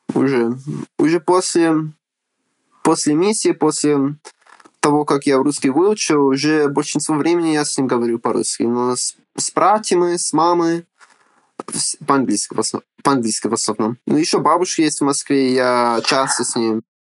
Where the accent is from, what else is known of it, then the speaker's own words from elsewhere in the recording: United States; Russian is a second language; also born or lived in Ukraine; Отец переехал в Америку учиться. Вот. И женился и остался. Ага. А я уже родился тут